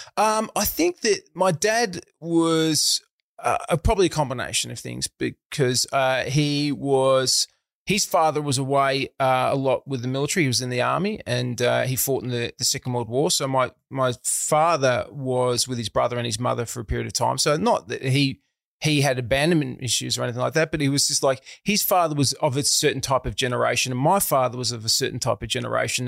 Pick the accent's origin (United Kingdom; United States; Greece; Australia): Australia; Melbourne, Victoria; I grew up in a town called Eltham, which is in the outer suburbs of Melbourne